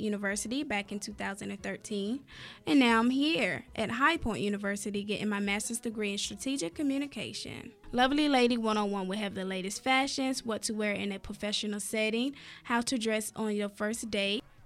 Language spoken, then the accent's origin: English; Roanoke Rapids, North Carolina, United States; I am from Roanoke Rapids, North Carolina, very small town, country girl at heart